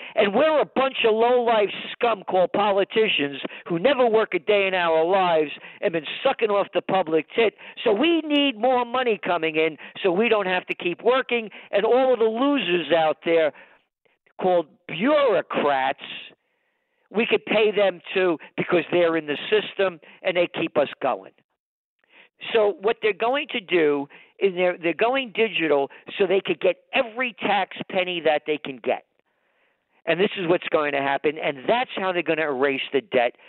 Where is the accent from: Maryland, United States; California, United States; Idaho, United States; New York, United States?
New York, United States; New York City; I was born in the Bronx